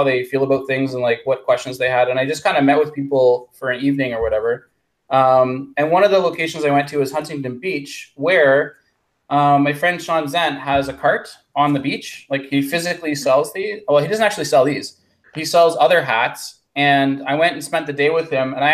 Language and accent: English; Canada; I'm from Canada